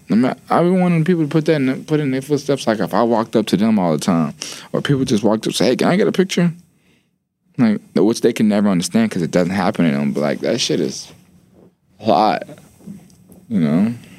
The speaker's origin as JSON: {"language": "English", "town": "Atlanta", "region": "Georgia", "country": "United States", "said": "I am from Atlanta"}